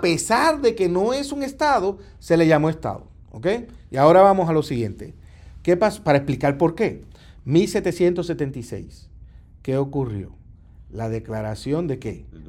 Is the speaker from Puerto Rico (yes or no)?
yes; Puerto Rico